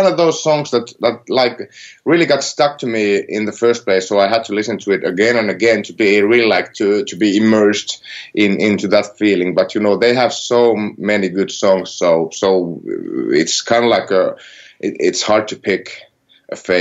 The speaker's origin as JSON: {"language": "English", "area": "near Helsinki", "region": "Uusimaa", "country": "Finland", "said": "I'm not from Karhula. I'm like from near Helsinki"}